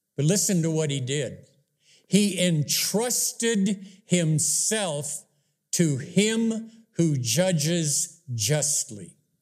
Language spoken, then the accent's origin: English; Wisconsin, United States; I grew up in Wisconsin back in the fifties